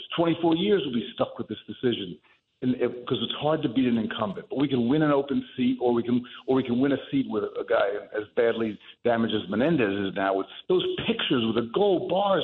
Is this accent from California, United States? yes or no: no; Union City, New Jersey, United States; we grew up together in Union City